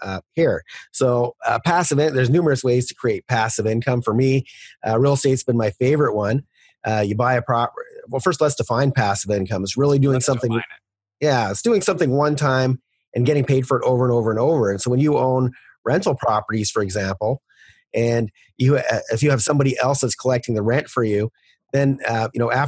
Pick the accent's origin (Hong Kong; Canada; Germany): Canada; As a Canadian